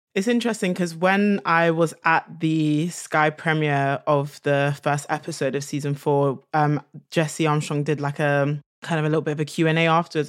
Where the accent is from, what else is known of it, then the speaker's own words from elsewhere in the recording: London, United Kingdom; being a Londoner